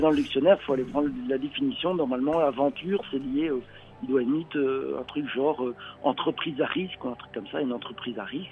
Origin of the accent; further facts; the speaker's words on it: Belgium; je suis belge